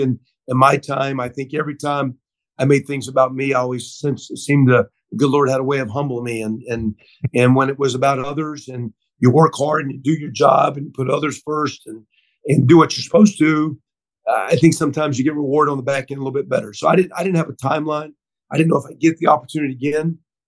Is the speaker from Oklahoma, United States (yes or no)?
yes; Oklahoma, United States; And of course I came from Oklahoma, so I've been a part of a premier program like that before